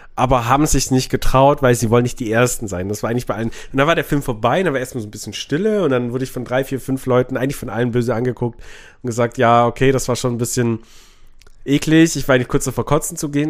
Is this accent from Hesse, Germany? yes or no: no; Memmingen, Bavaria, Germany; meine Heimat, nee, Memmingen